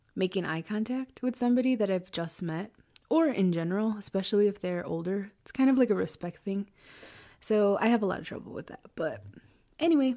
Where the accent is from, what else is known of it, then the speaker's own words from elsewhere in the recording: Chicago, Illinois, United States; I was born in Chicago and raised in the suburbs of Chicago.